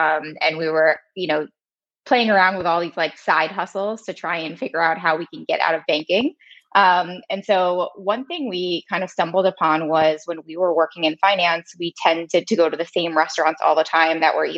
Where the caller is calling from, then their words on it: New York, United States; I'm calling in from New York.